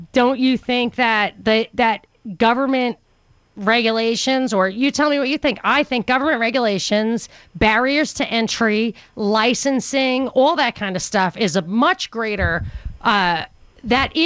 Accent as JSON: {"language": "English", "region": "New York", "country": "United States", "tie": "born or raised there", "said": "growing up in New York"}